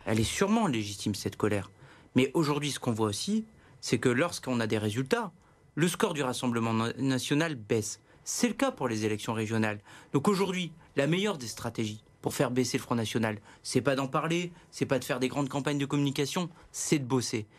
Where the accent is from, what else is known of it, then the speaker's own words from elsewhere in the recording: Hauts-de-France, France; je suis originaire de la Sambre-Avenois